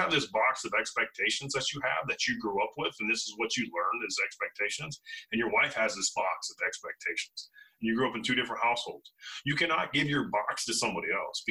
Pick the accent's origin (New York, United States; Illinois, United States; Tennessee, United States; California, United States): Illinois, United States; Hillsboro; moved away; I grew up in Hillsboro, Illinois, which is about an hour north of St. Louis and an hour south of Springfield.